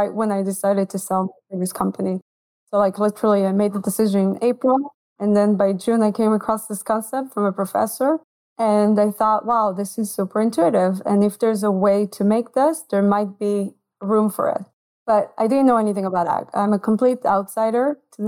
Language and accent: English; Israel; moved away as an adult; now in United States; I'm from Israel originally